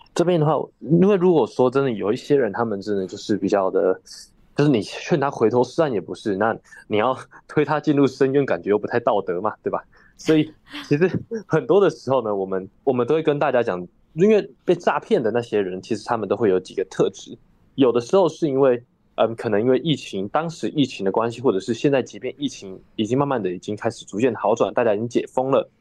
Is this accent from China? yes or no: no; Taiwan; 像我是台湾人哦